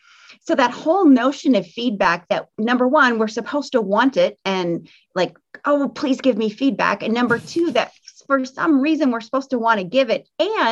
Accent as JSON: {"language": "English", "region": "Midwest", "country": "United States", "said": "I'm from the Midwest, so I'm a little bit Midwest nice."}